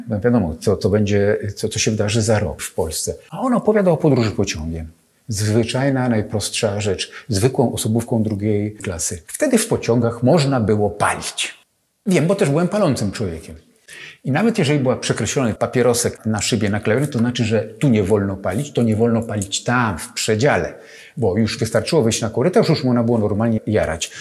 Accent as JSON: {"language": "Polish", "town": "Sochaczew", "region": "Masovian Voivodeship", "country": "Poland", "tie": "born or raised there", "also_born_or_lived": "Warsaw", "said": "ja urodziłem się w Sochaczewie"}